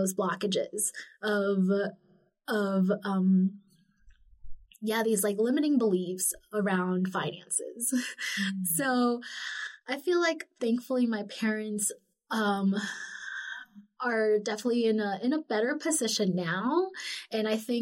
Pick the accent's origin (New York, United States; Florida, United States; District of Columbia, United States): Florida, United States; South; also born or lived in Lima, Peru; now in Salt Lake City, United States; growing up in South Florida was kind of cool